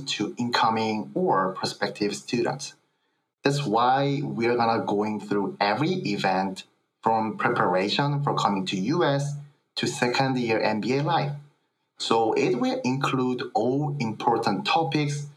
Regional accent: South Korea; English is a second language; moved away as an adult; now in United States; from South Korea

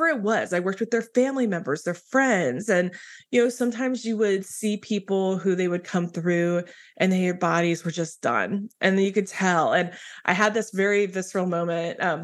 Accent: Midwest, United States; I grew up in the Midwest as a pastor's kid

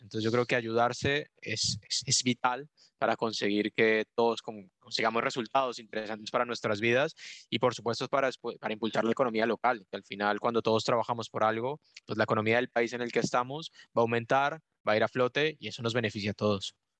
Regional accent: Colombia; moved away as an adult; now in Spain; yo soy de Colombia. Ya llevo aquí en, España viviendo un poco más de, cinco años

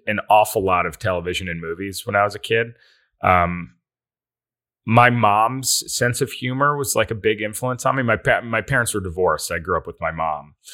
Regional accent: Endicott, New York, United States; now in Los Angeles, United States; I am from Endicott, New York

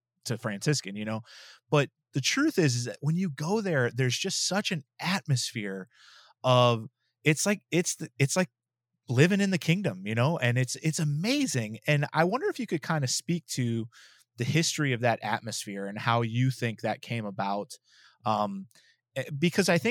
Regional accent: Texas, United States; I'm from Texas

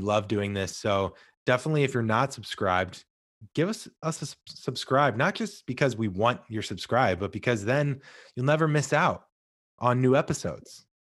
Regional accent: St. Louis, Missouri, United States; I'm originally from Saint Louis

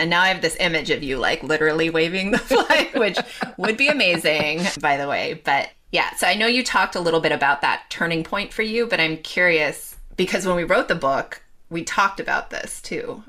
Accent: Los Angeles, California, United States; I grew up in Los Angeles

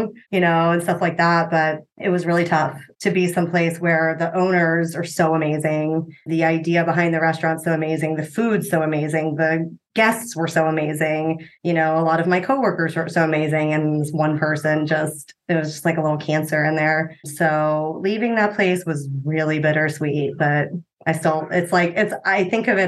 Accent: Cincinnati, Ohio, United States; also born or lived in Austin, Texas; now in Columbus, United States; I'm technically from Cincinnati, but Columbus is home.

